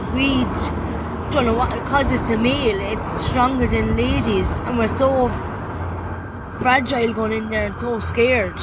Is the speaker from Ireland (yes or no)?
yes; County Clare, Munster, Ireland; moved away; also born or lived in Limerick; I'm originally from County Clare, and there was no hostels in County Clare.